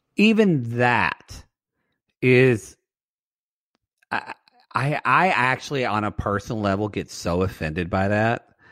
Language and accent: English; Southern Oklahoma, United States; moved away; I'm from Southern Oklahoma